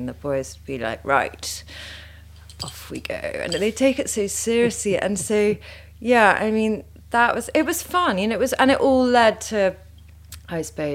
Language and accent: English; Sussex, South East England, United Kingdom; I grew up in Sussex